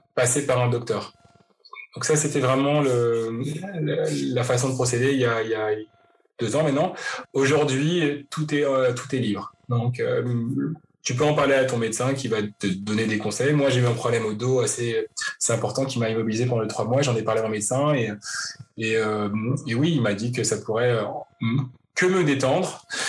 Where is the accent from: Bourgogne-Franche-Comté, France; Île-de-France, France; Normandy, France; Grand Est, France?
Île-de-France, France; Paris; moved away as an adult; now in Vancouver, Canada; je suis parisien d'origine, euh, j'ai grandi à Paris, je suis né à Paris